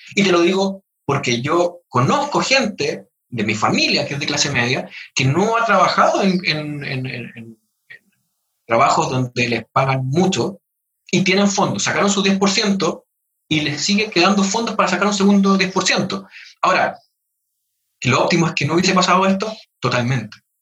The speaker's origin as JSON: {"language": "Spanish", "country": "Chile", "said": "todos somos chilenos"}